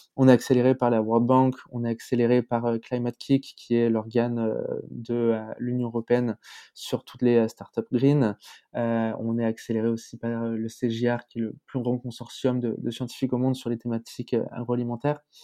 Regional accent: France; en tant que Français

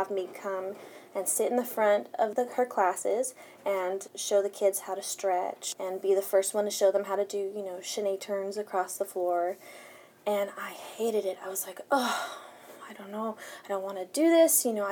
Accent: West Covina, California, United States; first language Spanish; English is a second language; moved away; also born or lived in San Dimas; I'm from West Covina. I was born there. I'm from San Dimas. It's in Los Angeles proper

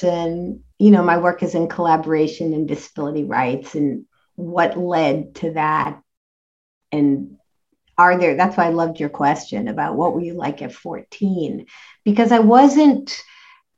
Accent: Worcester, Massachusetts, United States; I grew up in Worcester, Massachusetts

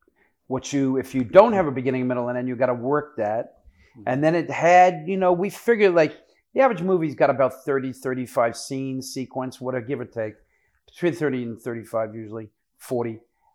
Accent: Wayne, New Jersey, United States; also born or lived in Brooklyn, New York; I'm from New York. I was born in, New York, and my mom and dad unfortunately divorced. And my mom took me from Brooklyn, New York to Wayne, New Jersey.

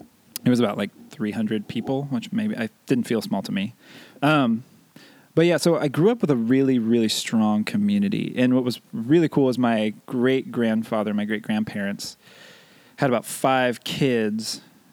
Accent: Escalon, California, United States; moved away; I grew up not too far, actually, from where Chris grew up. I grew up in a town called Escalon, which is about 10 minutes from Modesto. And hopefully most people are familiar with Modesto, but essentially it's like Central Valley, California.

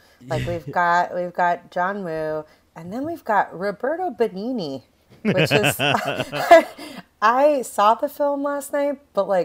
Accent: New York City, New York, United States; I'm a New Yorker

